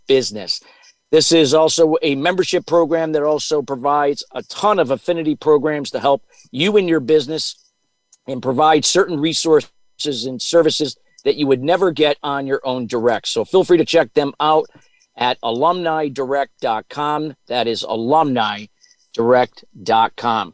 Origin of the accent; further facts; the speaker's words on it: New York area, United States; I grew up in the New York area as well